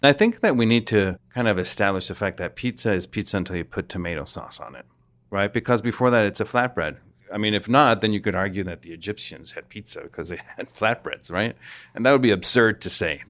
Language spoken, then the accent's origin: English; Mexico; I'm from Mexico